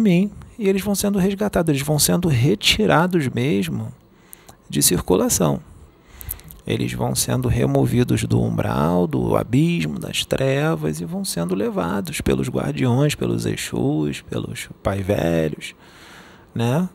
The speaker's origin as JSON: {"language": "Portuguese", "region": "Rio de Janeiro", "country": "Brazil", "accent": "carioca", "said": "eu sou carioca"}